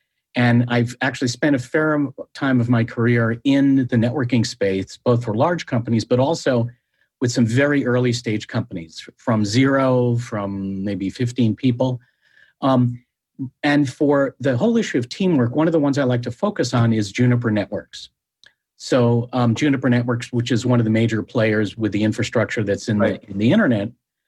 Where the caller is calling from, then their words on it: Palo Alto, California, United States; I'm calling from my COVID pandemic office hideout in downtown Palo Alto.